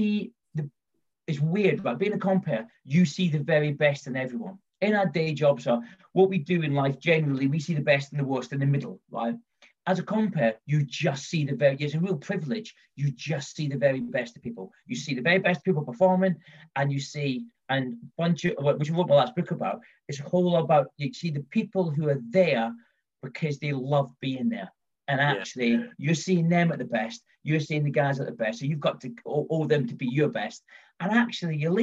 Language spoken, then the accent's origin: English; London, United Kingdom; moved away as an adult; also born or lived in Scotland; now in Midlands, United Kingdom; I'm kind of from London, well, I'm from Scotland, but I've kind of lived in London all my life